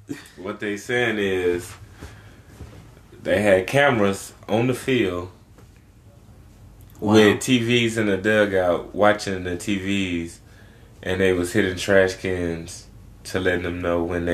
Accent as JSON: {"language": "English", "town": "Houston", "region": "Texas", "country": "United States", "said": "I'm from Houston."}